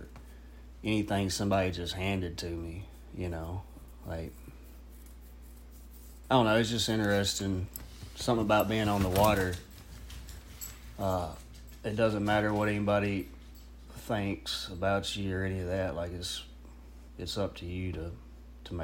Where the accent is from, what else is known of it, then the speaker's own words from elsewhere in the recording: Star City, Arkansas, United States; also born or lived in Moro Bay, Arkansas / Fayetteville, Arkansas; First 8 years at Morro Bay, Arkansas, on the Washita River. Oh, about 20 minutes north of El Dorado. And then from 9 to 18, Star City, Arkansas